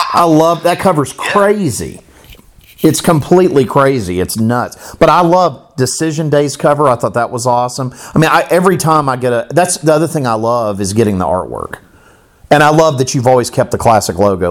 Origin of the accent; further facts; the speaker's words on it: Florida, United States; I grew up in Florida